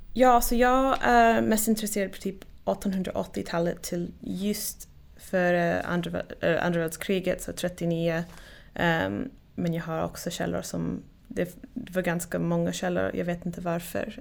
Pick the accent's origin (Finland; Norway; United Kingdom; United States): United States; Oregon; Swedish is a second language; moved away as an adult; also born or lived in Wisconsin / Sweden; jag kommer från Oregon i USA och uppväxt där och sen flyttade till Wisconsin